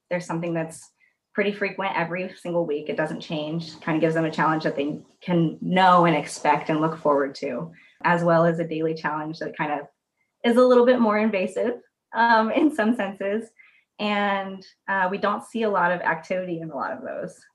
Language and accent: English; Arizona, United States; now in Portland, United States; I grew up in Arizona where nothing grows